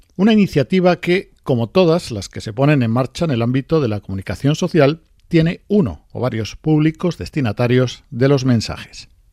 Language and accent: Spanish; Andalusia, Spain; Como andaluces